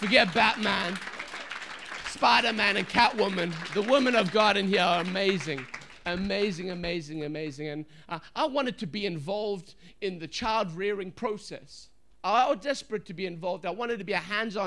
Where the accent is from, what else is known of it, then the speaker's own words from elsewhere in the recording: England, United Kingdom; now in Bradford, United Kingdom; I'm from England. I'm living in Bradford